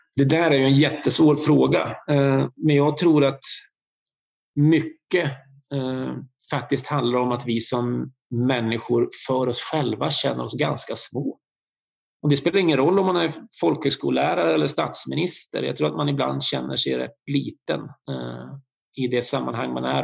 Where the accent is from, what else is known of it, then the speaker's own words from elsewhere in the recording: Bergslagen, Sweden; Jag är en fyrabarnsfar från Bergslagen